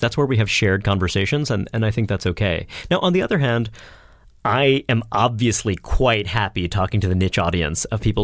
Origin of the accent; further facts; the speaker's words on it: Brooklyn, New York, United States; grew up in Brooklyn